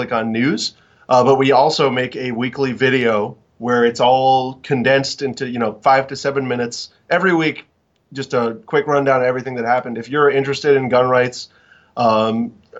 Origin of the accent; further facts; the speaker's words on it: Florida, United States; in my home country of Florida